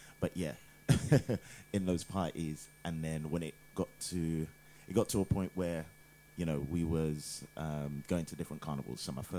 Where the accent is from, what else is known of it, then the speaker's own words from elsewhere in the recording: United Kingdom; also born or lived in Ghana; I'm from Ghana, but born here, and yeah, got into soca around I don't know 14 or something like that.